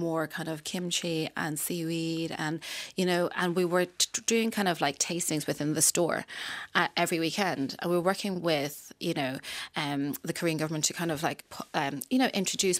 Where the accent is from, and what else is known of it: Ireland